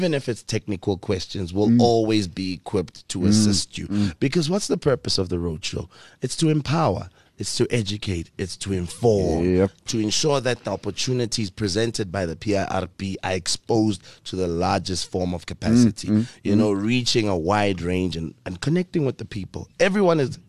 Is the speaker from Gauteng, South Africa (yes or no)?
yes; Pretoria, Gauteng, South Africa; moving back to the capital city, Pretoria, my hometown